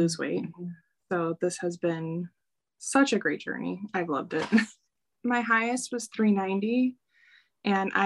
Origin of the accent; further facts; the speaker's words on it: Chicago, Illinois, United States; I'm from Chicago.